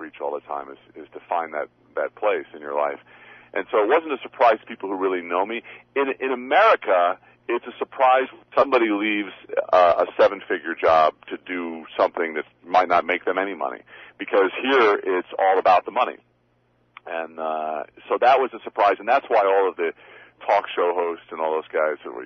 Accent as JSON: {"language": "English", "area": "Long Island", "region": "New York", "country": "United States", "moved": "as an adult", "lives_now": "Sherman Oaks, Los Angeles, United States", "said": "I'm from Long Island, New York"}